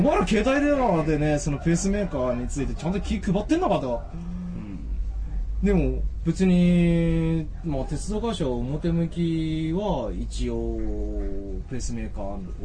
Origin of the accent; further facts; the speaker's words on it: Japan; 僕も日本で生まれ育ってしまってるんで